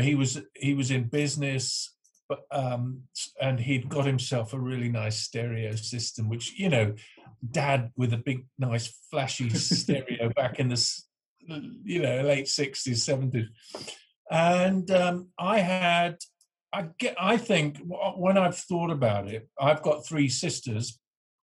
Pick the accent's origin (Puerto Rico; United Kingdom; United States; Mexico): United Kingdom; Northamptonshire, East Midlands; I grew up in the Northamptonshire, left school at 16, joined the band